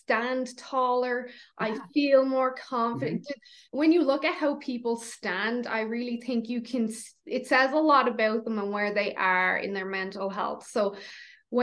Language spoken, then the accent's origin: English; Ireland; moved away; I'm Irish